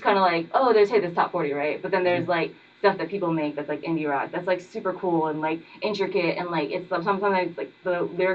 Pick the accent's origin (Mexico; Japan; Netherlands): Japan; Tokyo; moved away as an adult; also born or lived in Winston-Salem, North Carolina; now in Durham, United States; I grew up in Japan. I'm Asian, I'm Japanese